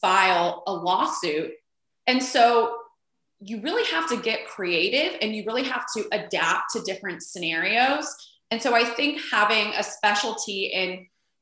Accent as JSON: {"language": "English", "town": "Los Angeles", "region": "California", "country": "United States", "also_born_or_lived": "Washington, District of Columbia, United States", "said": "I'm from Los Angeles. I live in Los Angeles currently. I did a few year detour living in Washington, DC, but I'm a Los Angelina at heart"}